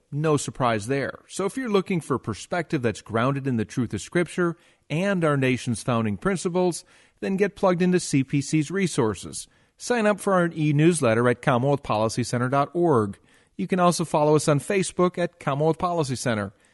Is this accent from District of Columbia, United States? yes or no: no; Wisconsin, United States; my home state of Wisconsin. There's a place, uh, not far from where I grew up, Outagamie County